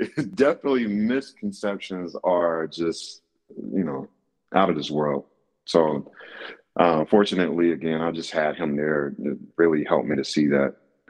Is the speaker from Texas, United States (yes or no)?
no; Raleigh, North Carolina, United States; I'm from Raleigh, North Carolina.